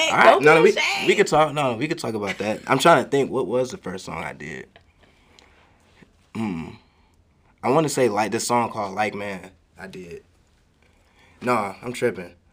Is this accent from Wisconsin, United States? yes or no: no; Waukegan, Illinois, United States; also born or lived in Zion, Illinois / North Chicago, Illinois / Gurnee, Illinois; i'm from waukegan, waukegan. illinois